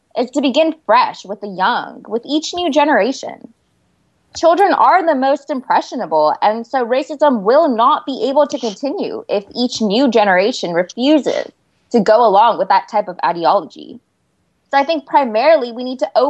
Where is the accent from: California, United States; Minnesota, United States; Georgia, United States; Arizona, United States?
California, United States; Turlock; I come from Turlock, California, and that's right in the heart of California's Central Valley